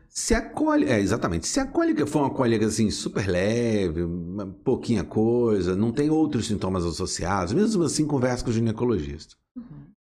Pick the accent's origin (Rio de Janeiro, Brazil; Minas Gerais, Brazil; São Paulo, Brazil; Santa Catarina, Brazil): Rio de Janeiro, Brazil; Resende; eu sou nascido em Resende, né? A cidade aqui vizinha